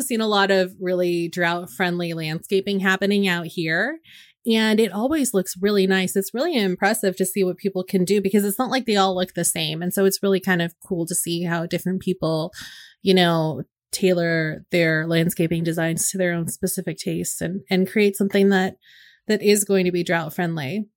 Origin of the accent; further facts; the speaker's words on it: Northern California, United States; moved away; when I'm up north, in and around my hometown